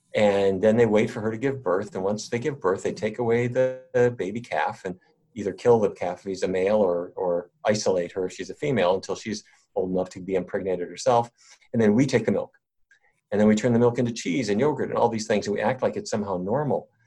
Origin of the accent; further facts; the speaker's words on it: North Dakota, United States; I grew up in North Dakota